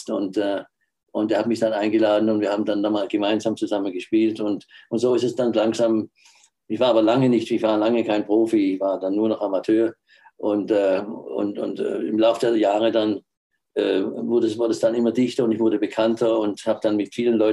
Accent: Baden-Württemberg, Germany; Natürlich dann auch, als Schwabe muss man auch Maultaschen essen, ist ja klar.

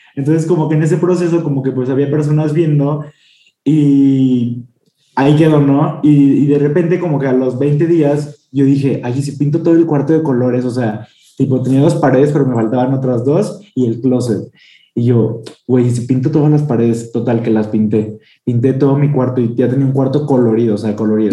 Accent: San Luis Potosí, Mexico; moved away as an adult; now in Mexico City, Mexico; soy de San Luis Potosí, pero vivo en la Ciudad de México desde hace cuatro años.

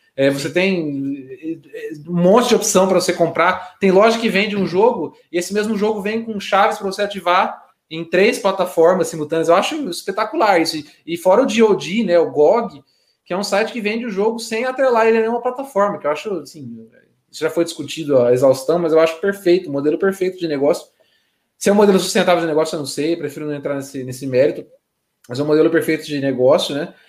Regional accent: Brazil; sendo brasileiro

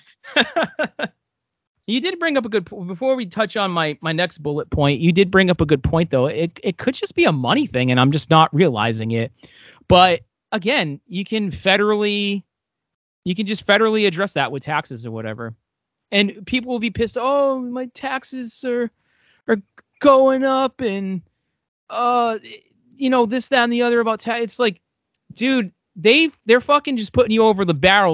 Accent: United States; I love being American

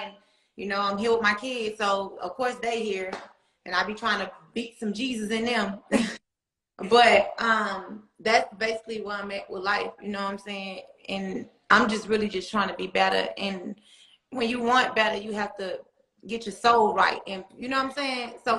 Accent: Atlanta, Georgia, United States; Growing up in Atlanta, period, it was for me, it was everything.

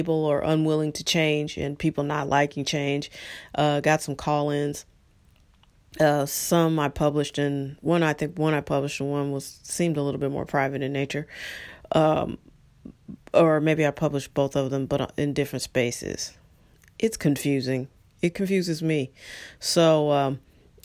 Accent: United States

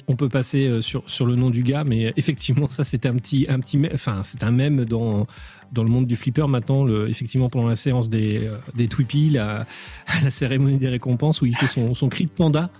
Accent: France; nous sommes français

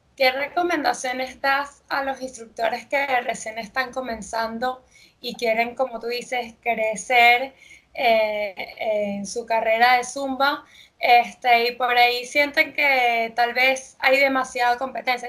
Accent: Venezuela; now in Argentina; yo soy de Venezuela y cuando me mudé aquí a Argentina

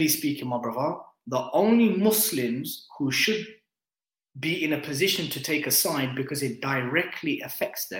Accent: Bedford, East of England, United Kingdom; Born and bred in Bedford

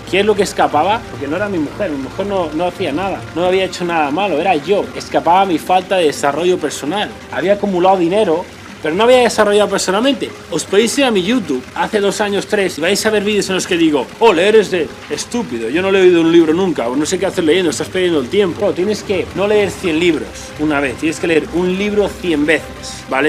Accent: a small town in the north of Madrid, Community of Madrid, Spain; moved away as an adult; also born or lived in Australia; now in Miami, United States; soy un chaval normal de un pequeño municipio del norte de Madrid

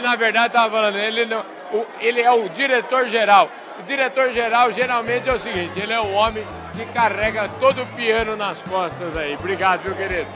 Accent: Porangaba, São Paulo, Brazil; como eu sou de Porangaba

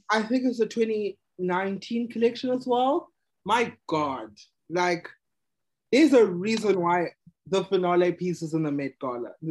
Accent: South Africa; I'm proudly South African

